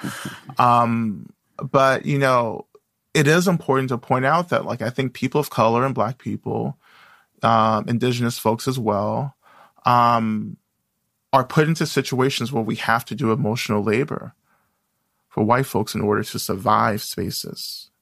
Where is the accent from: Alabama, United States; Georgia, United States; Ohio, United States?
Georgia, United States; North; now in Boston, United States; I grew up in the South, in North Georgia